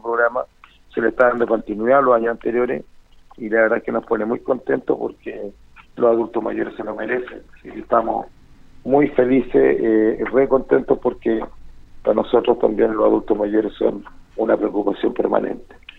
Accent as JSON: {"language": "Spanish", "country": "Chile"}